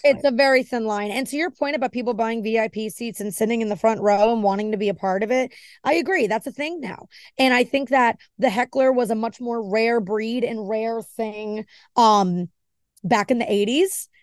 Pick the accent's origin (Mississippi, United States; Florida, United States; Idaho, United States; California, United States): Florida, United States; Miami; also born or lived in New Jersey / New York; I was born in New Jersey, and I have a lot of family up there, but I was raised in Miami